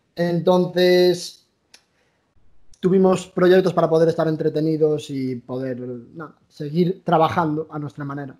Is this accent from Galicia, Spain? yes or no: yes; A Coruña, Galicia, Spain; Somos gallegos, somos de La Coruña.